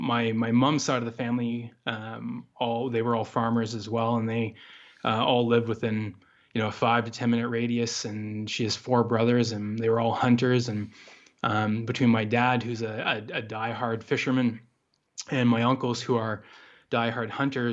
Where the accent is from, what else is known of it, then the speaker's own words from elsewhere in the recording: Douglas, Ontario, Canada; I grew up in Eastern Canada in the province of Ontario in a pretty rural area. The closest town, I would have to say. Village, which we weren't even in. We were out on a farm outside this town or village. It's called Douglas, Ontario.